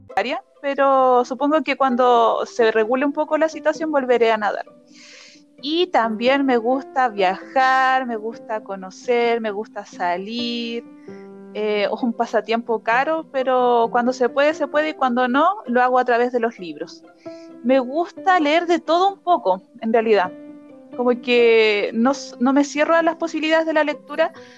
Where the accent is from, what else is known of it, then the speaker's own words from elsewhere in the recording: Chillán, Ñuble, Chile; moved away as an adult; now in Arica, Chile; Vivo en Arica hace cuatro años, pero originalmente soy de Chillán